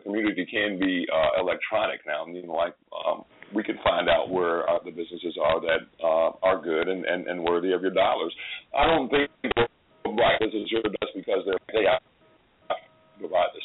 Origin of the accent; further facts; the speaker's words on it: Chicago, Illinois, United States; moved away; Chicago is pretty and it's my hometown